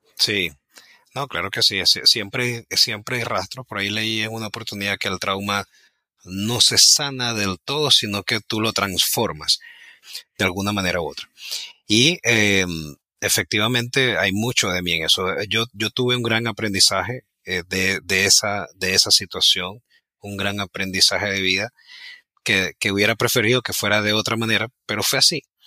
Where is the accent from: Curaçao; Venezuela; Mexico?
Venezuela; Ciudad Ojeda, Zulia; moved away as an adult; also born or lived in Maracaibo; now in United States; yo realmente nací en Maracaibo, pero desde muy pequeño me fui a vivir en una ciudad muy pequeña que se llama Ciudad Ojeda, que queda a una hora de Maracaibo